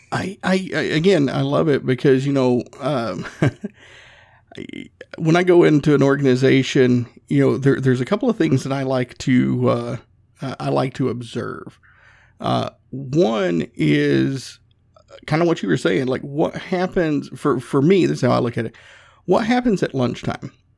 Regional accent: the South, United States; I'm from the South

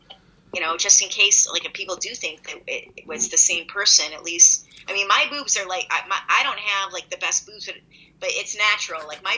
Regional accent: Midwest, United States; I'm from the Midwest, which means I'm passive aggressive as fuck.

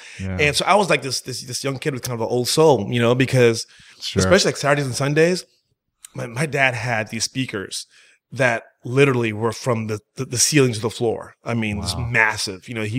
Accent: St. Croix, U.S. Virgin Islands; born there; Well, I was born in the Virgin Islands in St. Croix, right? Literally, I just kind of just popped out, was passing through for real. My parents, my entire family's from Jamaica, right?

